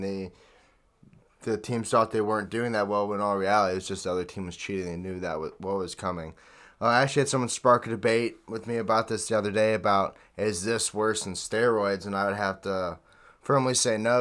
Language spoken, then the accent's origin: English; St. Louis, Missouri, United States; I'm from Saint Louis